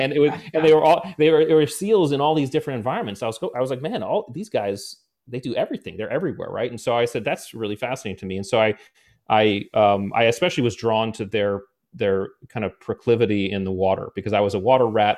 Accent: Connecticut, United States; I grew up in Connecticut

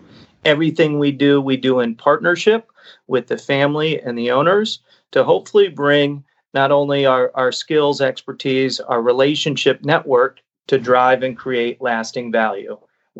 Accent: Grand Rapids, Michigan, United States; moved away as an adult; now in New York, United States; I was born and raised in Grand Rapids. Still many, many close ties, family and professional in the community. And I'm back here quite regularly. But my roots are in Grand Rapids.

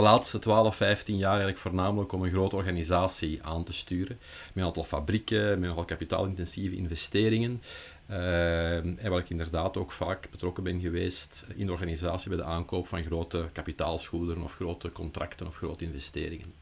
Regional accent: Leuven area, Flanders, Belgium; ik kom uit het Leuvense.

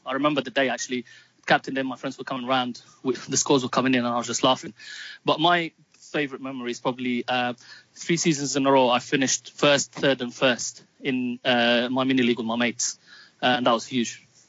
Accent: Palestine; now in London, United Kingdom; they will know that I'm Palestinian British and I'm proud of both. Moved to England in 96. I live in London

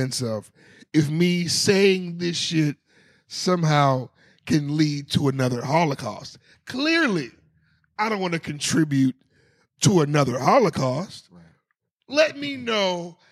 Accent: South Florida, United States; we are from South Florida

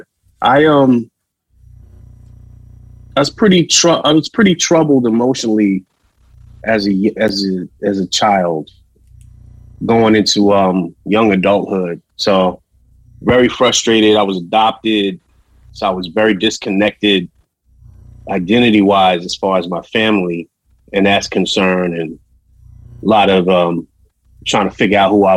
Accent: New York City, New York, United States; we're from Queens

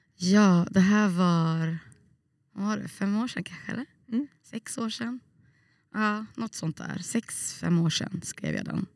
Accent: Gothenburg, Västra Götaland, Sweden; moved away as an adult; also born or lived in Trollhättan; now in Umeå, Sweden; Jag växte upp i Bergsjön

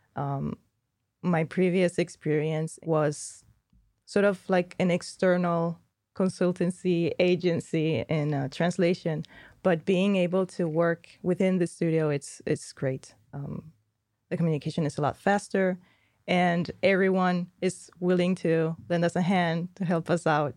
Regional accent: Spain; moved away; I'm from Spain, we don't do dialects

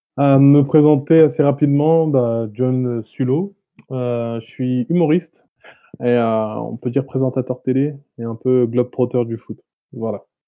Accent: Le Havre, Normandy, France; je viens du Havre, de mm-hmm. Normandie

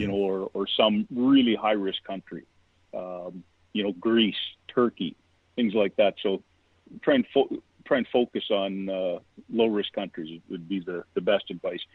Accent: Vancouver, British Columbia, Canada; moved away as an adult; now in California, United States; I'm from Vancouver, Canada. I went to university there

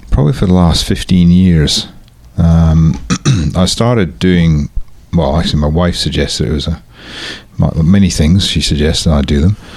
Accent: Scotland, United Kingdom; moved away as an adult; now in Frankston, Australia; and I guess I'm originally Scottish, so I've been out here though twenty-seven years now.

